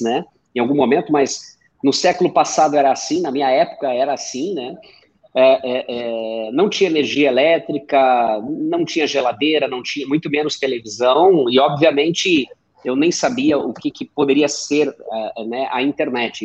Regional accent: Missões region, Rio Grande do Sul, Brazil; moved away; eu venho do interior do Rio Grande do Sul, fronteira oeste, exatamente na divisa com a Argentina, região das Missões lá, fica entre os municípios de São Borja e Santo Antônio das Missões

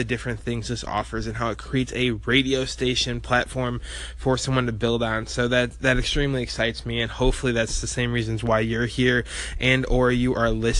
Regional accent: rural Illinois, United States; moved away; I was your average 19-year-old in a small town in rural Illinois

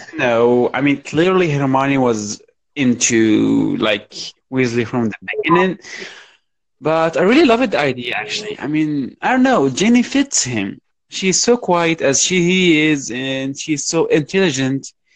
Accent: Morocco; I'm from Morocco

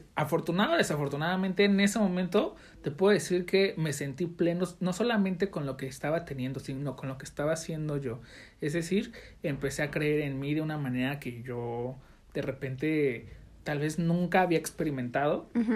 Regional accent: Mexico City, Mexico; now in Jalisco, Mexico; yo soy de la Ciudad de México

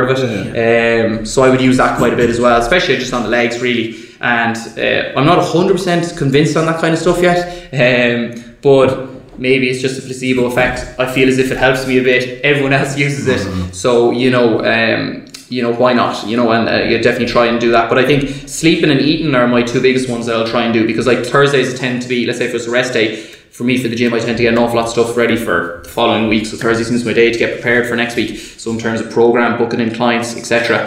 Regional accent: Galway, Connacht, Ireland; moved away; I'm from Galway originally.

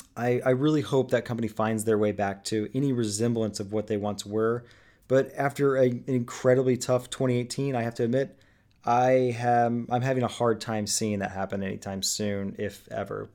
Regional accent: Indianapolis, Indiana, United States; here in Indianapolis, my hometown

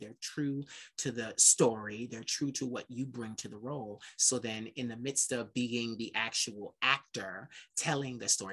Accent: Philadelphia, Pennsylvania, United States; I'm from Philly

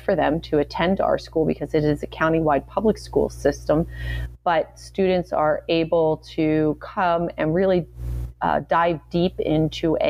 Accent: Philadelphia, Pennsylvania, United States; moved away as an adult; also born or lived in Florida; now in southern New Jersey, United States; I always call myself a Philly girl because I grew up in Philadelphia, except for just a couple years when I lived in Florida. But for the most part, I've been born and raised in Philadelphia

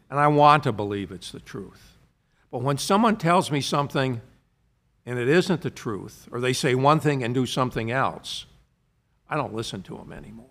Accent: United States; also born or lived in London; I'm an American

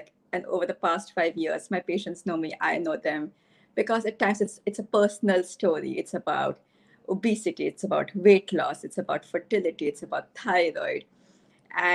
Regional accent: Delhi, India; moved away as an adult; also born or lived in Bronx, United States; I came from Delhi to the Bronx. I was in the Bronx for 7 years at Albert Einstein College of Medicine and Yeshiva University.

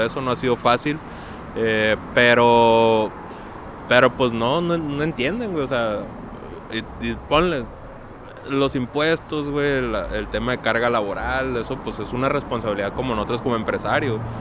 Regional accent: Mexico; como, como mexicanos

